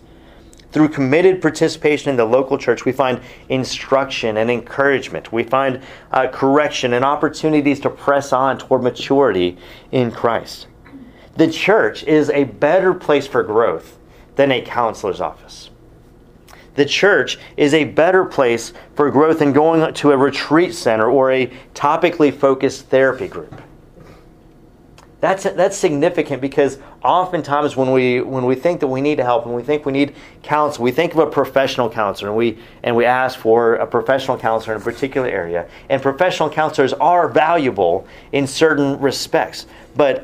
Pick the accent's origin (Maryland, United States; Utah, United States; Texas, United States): Texas, United States; as a Texan sitting in my Bible college class